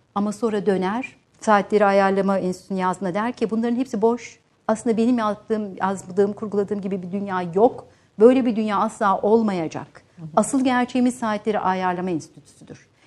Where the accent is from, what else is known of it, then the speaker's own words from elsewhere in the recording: Van, Turkey; moved away; Van'da dünyaya geldim ve ilk öğrenimde orada gördüm, orta öğrenimde.